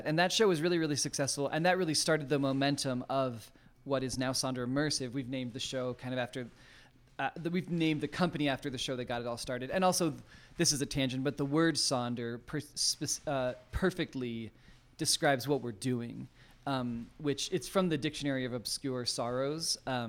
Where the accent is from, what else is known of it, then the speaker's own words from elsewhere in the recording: Maryland, United States; also born or lived in Utah; we moved back east when I was born in Utah, but I was back east by the time I was like 4 or 5, and in Maryland, and my mom did a dance studio there, and so I grew up in her studio